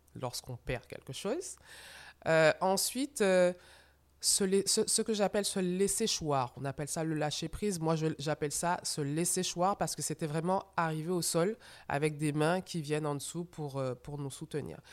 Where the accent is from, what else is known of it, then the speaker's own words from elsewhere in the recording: Martinique; moved away; je suis donc rentrée chez moi en Martinique avec ma maman